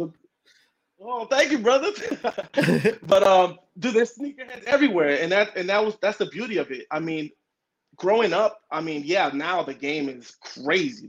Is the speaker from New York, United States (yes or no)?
yes; New York City, New York, United States; first language Spanish; English is a second language; moved away; also born or lived in Washington Heights, Manhattan / Miami / Modesto, California; I'm from New York, Manhattan, uh, you know Washington Heights. Um, grew up in the Bronx